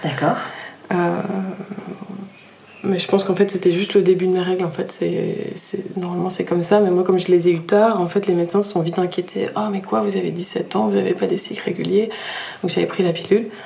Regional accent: Nîmes, Occitania, France; also born or lived in Brittany; now in Annecy-le-Vieux, France; Je suis née en Bretagne, j'ai pas mal bougé, du coup, euh, euh, dans le sud de la France, à Tahiti, euh, à Paris. Et on atterrit à Nîmes. j'ai grandi à Nîmes, en fait.

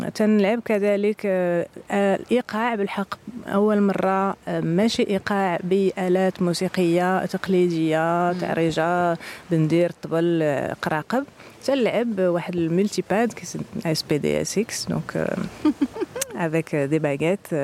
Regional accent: Casablanca, Casablanca-Settat, Morocco; moved away as an adult; now in Paris, France; انا جايه من الدار البيضاء

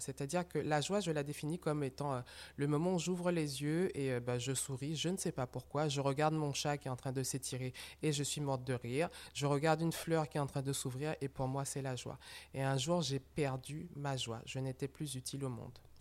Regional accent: Martinique; moved away; je suis donc rentrée chez moi en Martinique avec ma maman

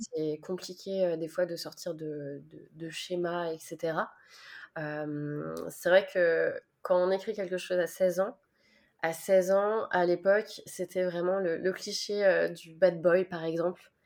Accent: Nantes, Pays de la Loire, France; je suis nantaise

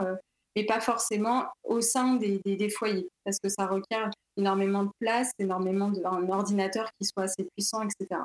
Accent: Paris, Île-de-France, France; also born or lived in Vitry-sur-Seine; je suis née à Paris. Euh, j'ai fait un lycée aussi à Vitry-sur-Seine

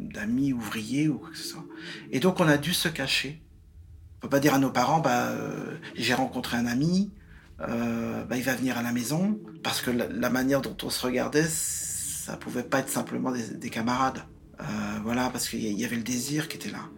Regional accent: Nantes, Pays de la Loire, France; also born or lived in Vertou; je suis né à Nantes euh, en mai 67

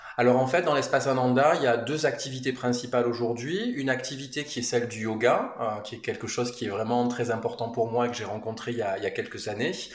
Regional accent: Manosque, Provence-Alpes-Côte d'Azur, France; on est originaire avec mon épouse de, la région. Enfin moi je suis de Manosque, mais c'est quand même de la de la région

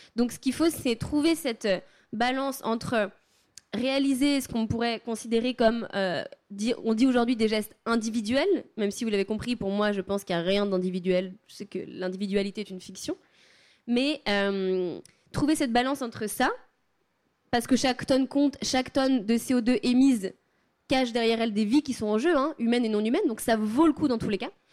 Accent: Savoie, Auvergne-Rhône-Alpes, France; chez moi en Savoie

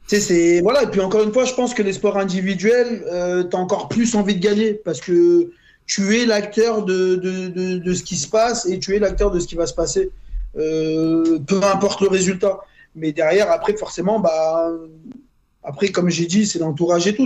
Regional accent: Lyon, Auvergne-Rhône-Alpes, France; je suis de Lyon

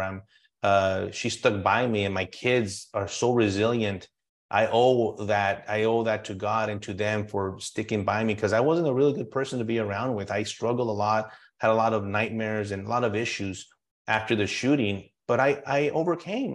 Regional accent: El Paso, Texas, United States; I'm born and raised in El Paso and Texas

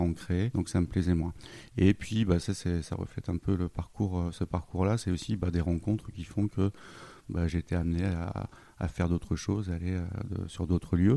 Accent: Lille, Hauts-de-France, France; moved away; je suis originaire de Lille

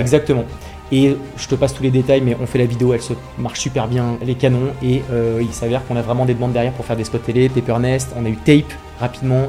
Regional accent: Ville-d'Avray, Île-de-France, France; Je viens de, du 92, de Ville d'Avray, une petite ville euh, juste à côté de Paris

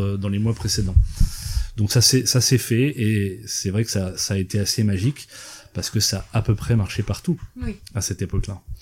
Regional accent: eastern France, France; je suis originaire de l'est de la France et que j'ai grandi avec ça

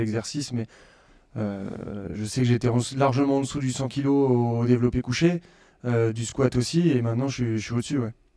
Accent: Orléans, Centre-Val de Loire, France; je suis d'Orléans

